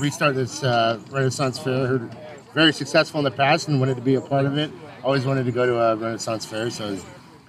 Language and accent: English; Fairfield, United States; moved away as an adult; now in Altoona, United States; I'm originally from Fairfield and just moved to Altoona a couple weeks ago.